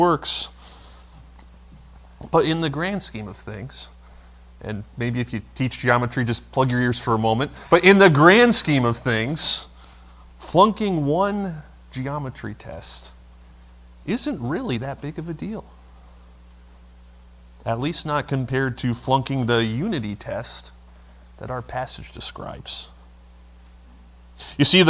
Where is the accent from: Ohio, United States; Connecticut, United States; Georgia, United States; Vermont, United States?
Vermont, United States; where I grew up in Vermont